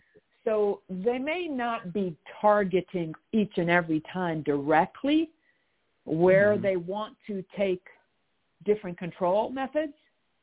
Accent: Canada; I'm also from Canada.

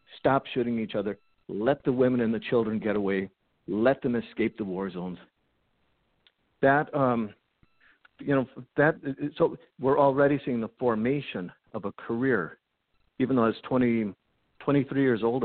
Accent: Bismarck, North Dakota, United States; moved away as an adult; also born or lived in Minnesota; I'm originally from Bismarck, North Dakota, went to college in, you know, Minnesota

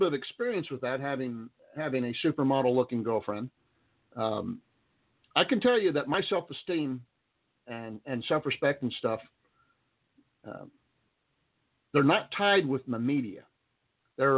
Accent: Texas, United States; also born or lived in Roswell, New Mexico; I'm a Texan. I'm a Texan pure through and through. Wasn't born here, but I'm a Texan

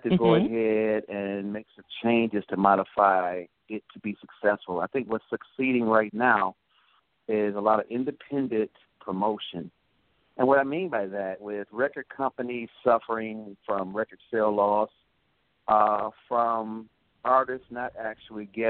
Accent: Michigan, United States; also born or lived in Clarksdale, Mississippi; We're from Michigan

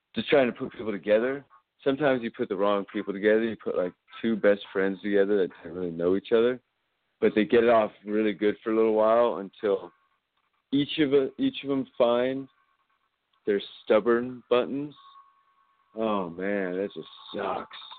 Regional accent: California, United States; I'm not New Yorker. This is California, baby. Okay. I grew up with a father from New York. But this is California.

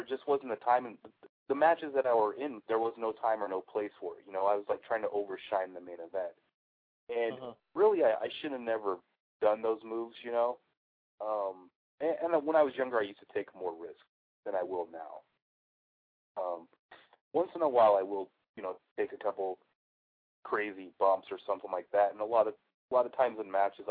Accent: the Northwest, Pacific Northwest, United States; I grew up in the Northwest

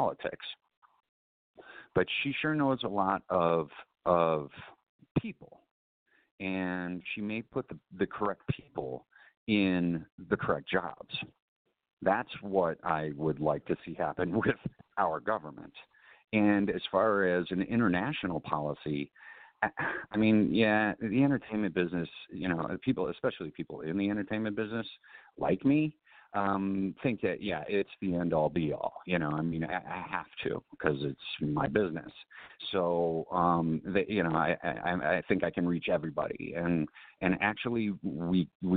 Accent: Chicago, Illinois, United States; I was born and raised in Southern Illinois, but I was raised in Chicago. And I started going downtown to Chicago when I was like 6 years old

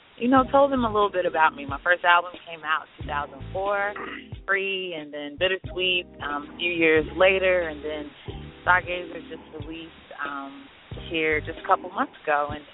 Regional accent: Dallas, Texas, United States; moved away as an adult; now in Atlanta, United States; I'm from Dallas, graduated from Lincoln High School, Mighty Mighty Tigers, what up? I'm now in Atlanta

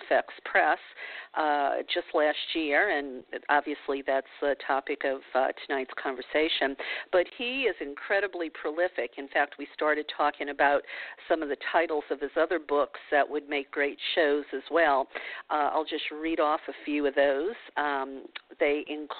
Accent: New Orleans, Louisiana, United States; moved away; I grew up in the South. New Orleans is where I hail from

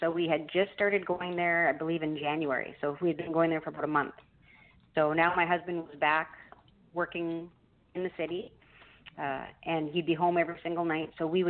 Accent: Canada; which as a Canadian, I'm not used

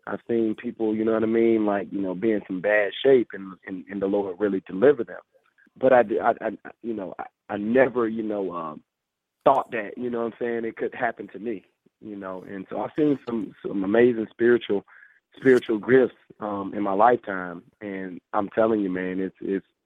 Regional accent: Fort Lauderdale, Florida, United States; a hotel room in Fort Lauderdale in my hometown

